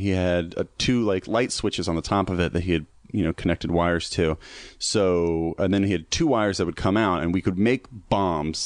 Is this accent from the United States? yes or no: yes; Virginia, United States; I grew up like in the South, and there's just nothing but land